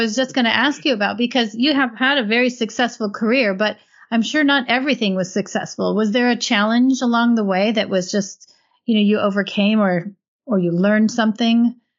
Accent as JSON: {"language": "English", "region": "Minnesota", "country": "United States", "said": "I'm from the Midwest. I'm from Minnesota."}